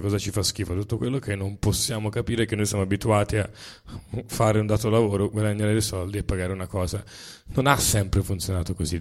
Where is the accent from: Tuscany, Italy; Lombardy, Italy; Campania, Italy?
Tuscany, Italy; siamo toscani